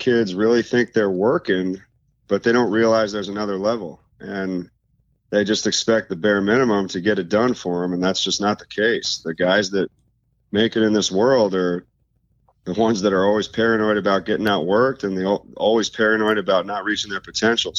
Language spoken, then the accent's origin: English; Tampa, Florida, United States; also born or lived in New York; born in New York and moved to Florida when I was two. Oh. So I grew up in, you know, that Clearwater, Tampa area